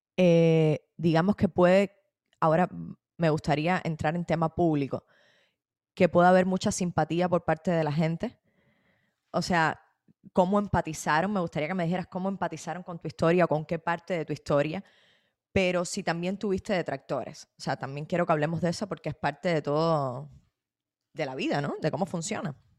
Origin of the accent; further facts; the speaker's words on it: Cuba; cómo somos los cubanos